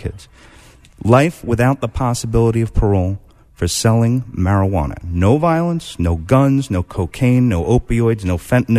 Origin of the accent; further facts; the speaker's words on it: New York, United States; It's great to be back in New York. I'm a New Yorker at heart.